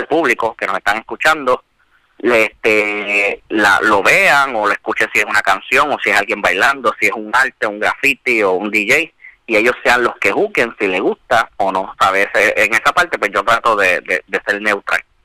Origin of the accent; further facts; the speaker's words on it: Bayamón, Puerto Rico; also born or lived in Bronx, New York; yo soy natural de, de Bayamón. Este, nací en el Bronx, llegué aquí a Puerto Rico a los cuatro años